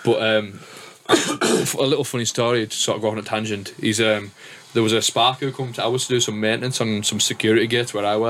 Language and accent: English; Cumbria, North West England, United Kingdom; I'm up from Cumbria